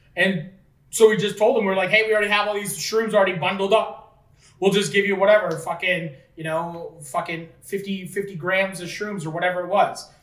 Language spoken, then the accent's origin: English; Fort Erie, Ontario, Canada; we were from Fort Erie